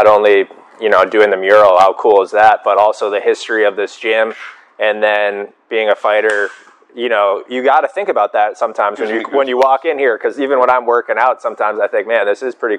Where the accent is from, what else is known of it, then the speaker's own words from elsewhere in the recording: outside of Boston, New England, Massachusetts, United States; I'm from New England. I'm from outside of Boston as well.